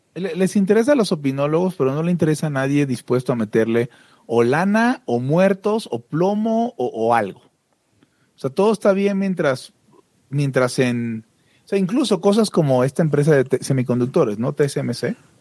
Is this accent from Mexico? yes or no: yes; Mexico; como los mexas